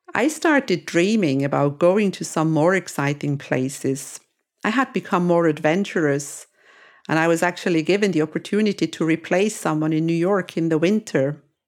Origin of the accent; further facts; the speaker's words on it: Switzerland; moved away as an adult; also born or lived in Greece; now in Cyprus; I was born and raised in Switzerland